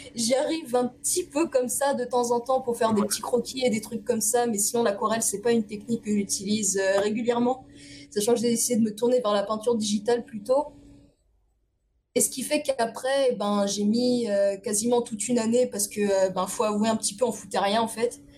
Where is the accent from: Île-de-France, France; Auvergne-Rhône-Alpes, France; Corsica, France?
Île-de-France, France; Évry-Courcouronne; also born or lived in Paris; je suis née dans une cité qui c'est c'est Évry-Courcouronne